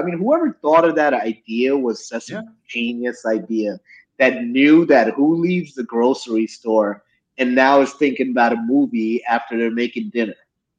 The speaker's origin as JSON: {"language": "English", "region": "New Jersey", "country": "United States", "tie": "born or raised there", "said": "New Jersey, my hometown of New Jersey."}